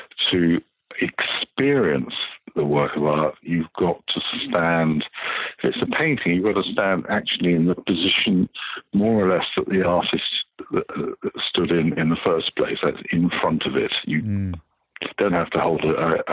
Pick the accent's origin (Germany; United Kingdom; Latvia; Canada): United Kingdom; I'm British